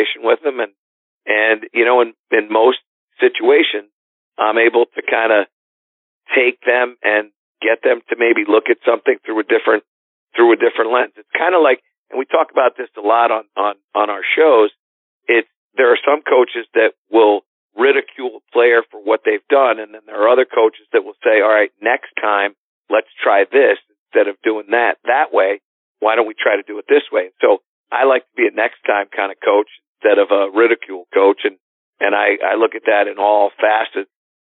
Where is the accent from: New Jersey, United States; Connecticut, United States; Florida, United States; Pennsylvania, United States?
Connecticut, United States; in Connecticut, which is my home state